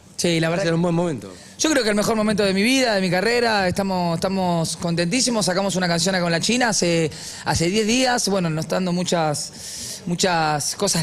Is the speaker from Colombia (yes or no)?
no; Argentina; yo soy argentino hasta los huevos